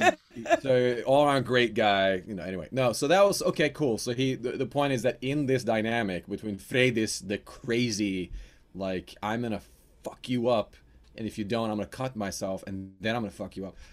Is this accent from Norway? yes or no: yes; Norway; accent: Norwegian; my real Norwegian accent